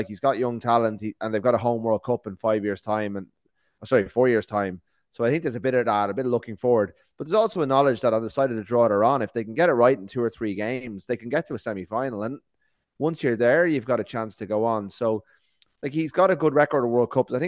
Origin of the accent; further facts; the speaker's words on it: Ireland; we're three Irish guys